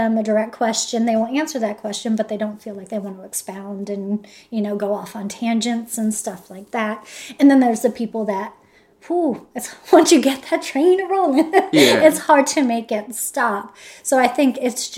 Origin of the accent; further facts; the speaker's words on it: United States; I'm American